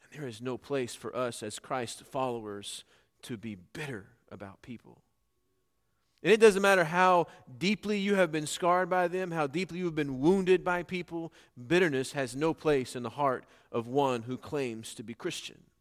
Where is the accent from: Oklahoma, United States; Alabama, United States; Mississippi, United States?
Oklahoma, United States; Norman; growing up in Norman, or near Norman, Oklahoma